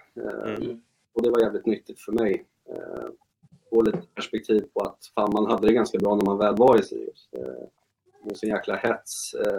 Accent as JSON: {"language": "Swedish", "town": "Uppsala", "region": "Uppsala County", "country": "Sweden", "tie": "born or raised there", "also_born_or_lived": "Hudiksvall", "moved": "as an adult", "said": "jag är ju född och uppvuxen i Uppsala"}